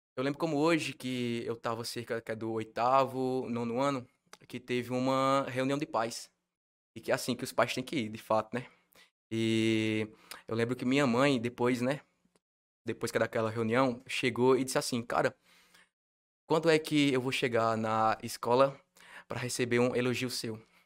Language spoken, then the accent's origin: Portuguese; Milagres, Ceará, Brazil; Eu sou de Milagres, é Ceará, que é um interior da rica é do Ceará, tem cerca de 39, 40 mil habitantes